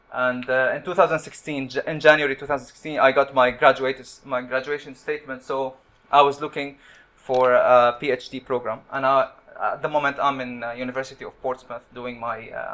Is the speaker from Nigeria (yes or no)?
no; Qatar; moved away as an adult; also born or lived in Syria / Damascus, Syria; now in United Kingdom; my parents migrated to Qatar, and I was born in Qatar in 1983